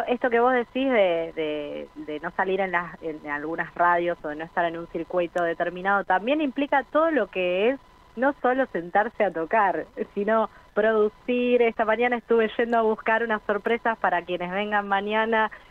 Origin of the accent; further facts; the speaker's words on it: Buenos Aires, Argentina; para quienes somos de Buenos Aires